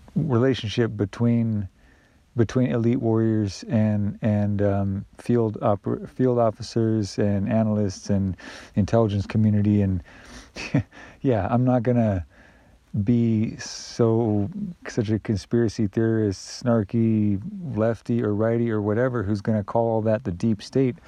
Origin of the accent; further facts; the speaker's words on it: United States; I privilege and benefit from that as an American citizen